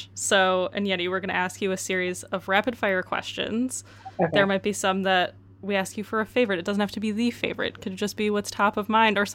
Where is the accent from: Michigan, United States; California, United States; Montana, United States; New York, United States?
Michigan, United States; I'm from Michigan, which is where Kellogg's is